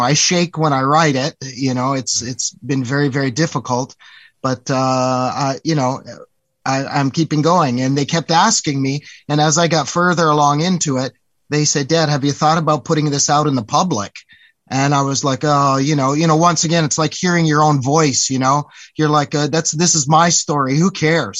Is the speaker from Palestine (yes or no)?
no; Canada; now in Palm Springs, United States; as a Canadian